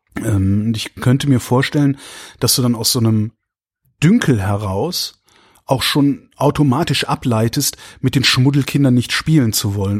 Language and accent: German; Erftstadt, North Rhine-Westphalia, Germany; ich bin aufgewachsen im Rheinland. Also das ist in der Köln